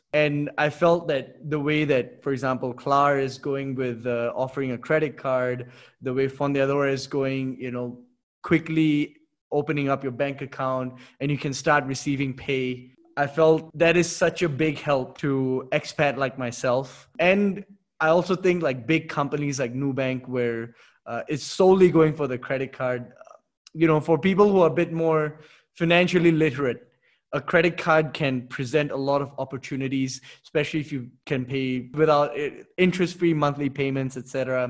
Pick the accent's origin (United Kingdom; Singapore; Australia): Singapore; moved away as an adult; now in Mexico; especially as an expat. I personally feel, especially since I come from Singapore and there are not that many of us here